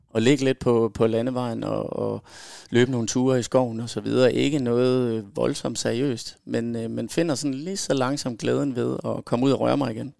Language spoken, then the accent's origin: Danish; Aarhus, Central Denmark Region, Denmark; Født og opvokset i Aarhus